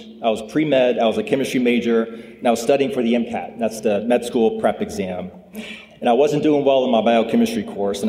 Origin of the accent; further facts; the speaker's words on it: Lynchburg, Virginia, United States; also born or lived in Dorchester, Massachusetts; I grew up in Lynchburg